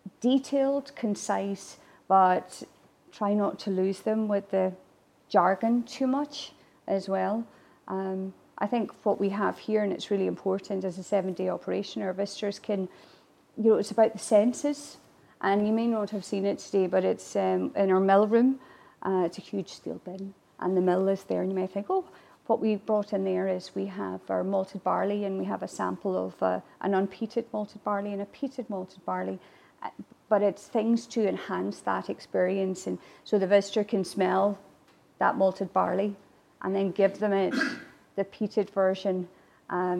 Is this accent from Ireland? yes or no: yes; Ireland; first language Irish; English is a second language; now in Glasgow, United Kingdom; As an Irish woman